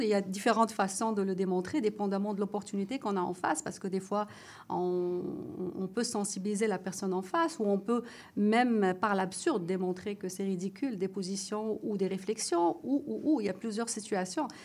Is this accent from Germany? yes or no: no; Morocco; moved away; je suis marocaine